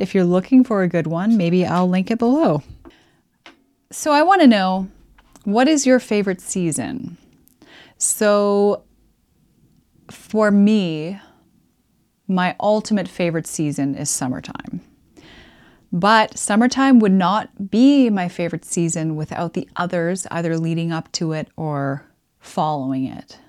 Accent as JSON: {"language": "English", "region": "Alberta", "country": "Canada", "tie": "born or raised there", "moved": "yes", "said": "I grew up in Alberta, and there's nothing but sun there all the time"}